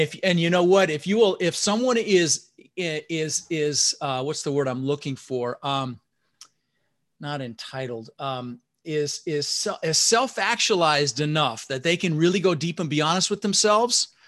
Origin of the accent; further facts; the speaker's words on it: Denver, Colorado, United States; English is a second language; also born or lived in Netherlands; So I immigrated this country when I was six years old, my brother Albert, my mother Zvonta, and we didn't have much growing up. We ended up in Denver, Colorado. I was born in Holland in the Netherlands